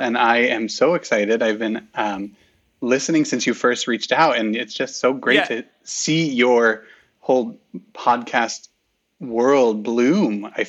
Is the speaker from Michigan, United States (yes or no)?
yes; Southfield, Michigan, United States; moved away; I was born and raised outside of Detroit, originally Southfield, Michigan.